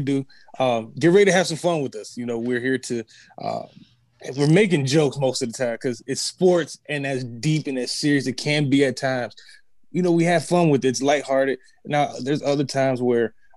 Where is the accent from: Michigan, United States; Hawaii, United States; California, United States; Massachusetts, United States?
Michigan, United States; Detroit; moved away as an adult; now in Los Angeles, United States; when I was living back in my hometown, Detroit, Michigan.